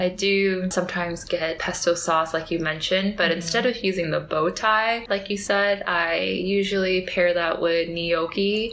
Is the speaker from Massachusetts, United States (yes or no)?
no; California, United States; I am from California